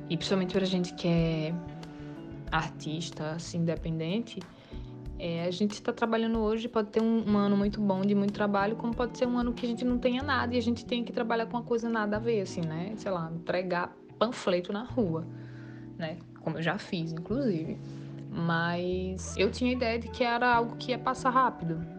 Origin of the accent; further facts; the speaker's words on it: Northeast Region, Brazil; E a gente, como um bom nordestino, como no caso eu não sou recifense, mas já me sinto como, somos bem bairristas